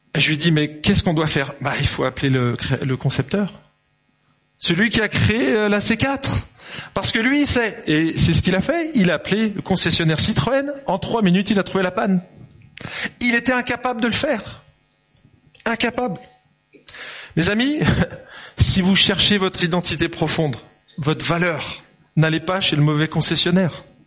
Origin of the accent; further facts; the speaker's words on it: Lyon, Auvergne-Rhône-Alpes, France; moved away; also born or lived in Dijon / Geneva; je suis né en 71, à Lyon exactement, le pays de la quenelle